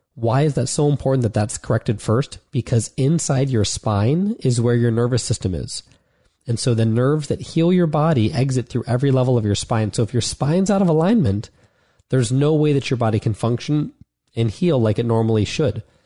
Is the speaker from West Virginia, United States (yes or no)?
no; Ohio, United States; moved away as an adult; also born or lived in Florida; I'd been in Florida for the past four years, even though I'm from Ohio